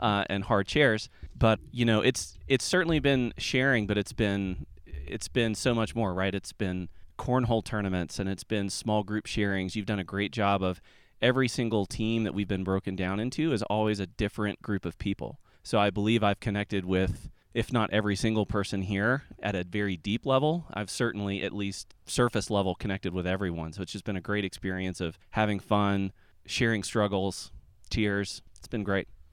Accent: Atlanta, Georgia, United States; I'm from Atlanta

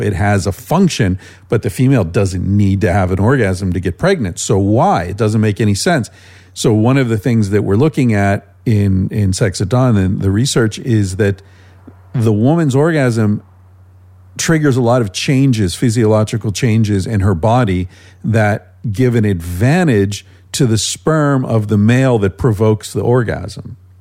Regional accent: United States; moved away as an adult; also born or lived in Spain; I lived in Spain for 25 years, pretty much my whole adult life. And uh, being back in America

